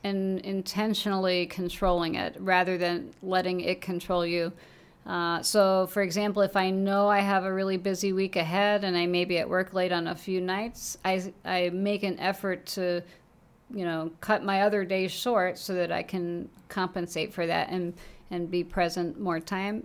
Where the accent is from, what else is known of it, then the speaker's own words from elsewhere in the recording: Long Island, New York, United States; moved away as an adult; also born or lived in Saint Louis / Chicago; I actually grew up on Long Island, New York